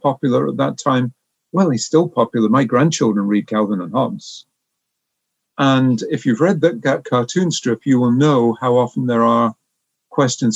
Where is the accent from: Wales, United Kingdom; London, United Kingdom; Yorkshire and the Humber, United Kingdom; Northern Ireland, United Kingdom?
Wales, United Kingdom; North; moved away as an adult; also born or lived in Oxford; now in Canada; I was born in Wales